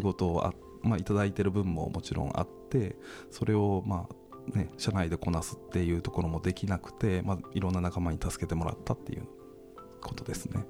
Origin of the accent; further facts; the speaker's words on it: Miyoshi, Tokushima, Japan; moved away as an adult; also born or lived in Osaka; 地元徳島県三好市池田町